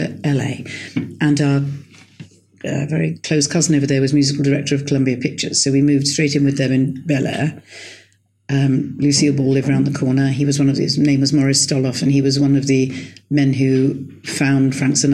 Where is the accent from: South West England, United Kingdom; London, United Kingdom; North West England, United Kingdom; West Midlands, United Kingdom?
London, United Kingdom; I was born in London.